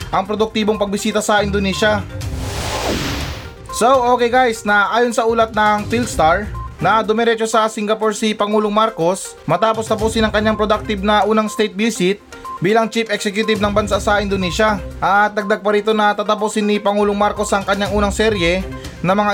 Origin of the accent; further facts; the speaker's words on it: Philippines; Pero syempre naman na may karapatan naman akong sabihin yan kasi normal na Pilipino lang ako.